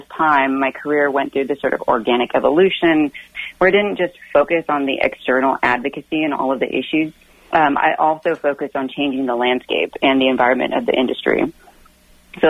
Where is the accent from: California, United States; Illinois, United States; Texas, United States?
Texas, United States; Austin; moved away as an adult; now in Virginia, United States; my hometown of Austin, Texas